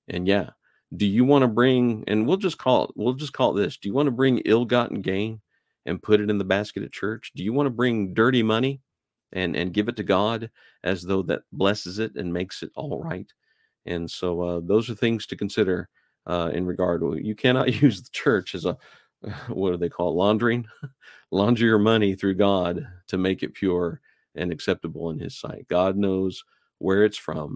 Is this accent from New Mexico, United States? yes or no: yes; New Mexico, United States; moved away as an adult; I lived there a good portion of my life, and I used to get that a lot, especially when I moved out east. They just couldn't wrap their heads around the fact that I was from New Mexico